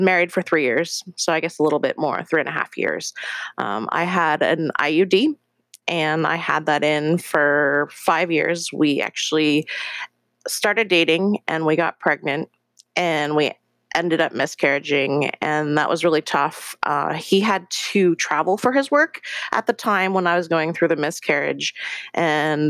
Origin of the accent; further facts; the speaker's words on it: Seattle, Washington, United States; also born or lived in Incheon, South Korea; I was adopted when I was 3 months old from Korea and brought to Seattle, Washington, where I've lived the last 35 years of my life